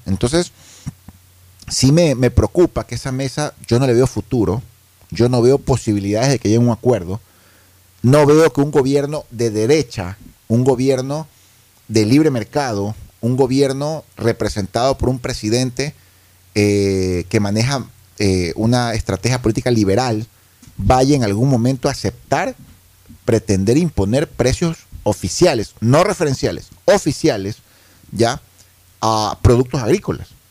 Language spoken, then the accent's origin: Spanish; Ecuador; como ecuatorianos